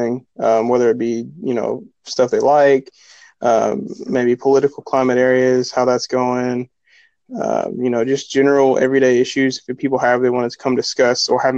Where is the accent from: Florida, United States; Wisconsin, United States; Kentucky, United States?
Kentucky, United States; I'm from Kentucky. Me and my family are